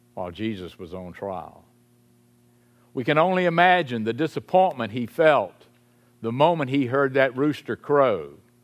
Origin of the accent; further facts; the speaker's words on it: Salisbury, North Carolina, United States; I grew up in Saint Paul's Episcopal Church in Salisbury, North Carolina